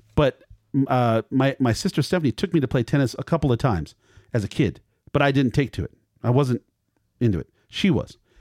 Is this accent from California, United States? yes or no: yes; Culver City, California, United States; my hometown, Culver City